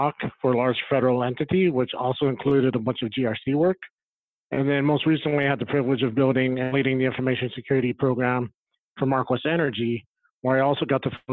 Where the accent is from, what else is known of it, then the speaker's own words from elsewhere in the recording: Las Vegas, Nevada, United States; moved away; also born or lived in Phoenix; I grew up in Vegas